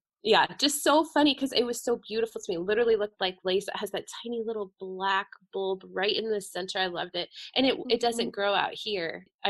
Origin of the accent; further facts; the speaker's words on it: the East, United States; moved away; I grew up in the East